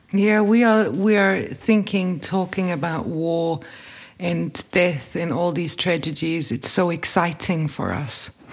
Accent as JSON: {"language": "English", "region": "Bavaria", "country": "Germany", "tie": "born or raised there", "said": "I grew up in Bavaria"}